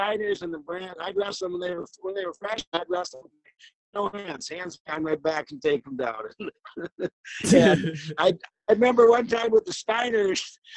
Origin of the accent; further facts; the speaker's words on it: South Dakota, United States; moved away; I was from South Dakota